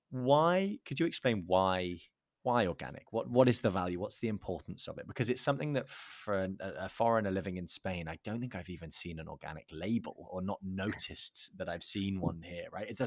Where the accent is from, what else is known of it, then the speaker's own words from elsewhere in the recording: England, United Kingdom; I think the UK, obviously being English, the UK went through